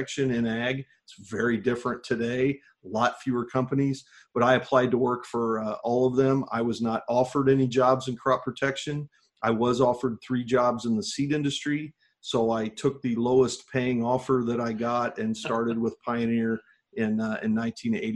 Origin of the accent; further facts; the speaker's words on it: Livingston County, Illinois, United States; I grew up here in Illinois. I grew up on a farm in Livingston County